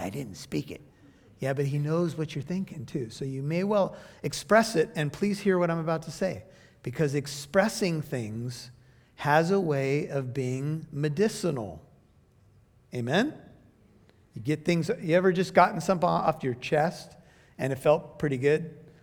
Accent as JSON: {"language": "English", "country": "United States", "said": "I'm an American"}